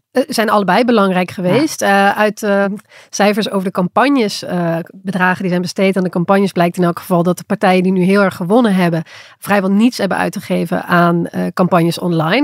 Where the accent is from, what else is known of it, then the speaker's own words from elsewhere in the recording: Limburg, Netherlands; accent: soft G; ik als Limburger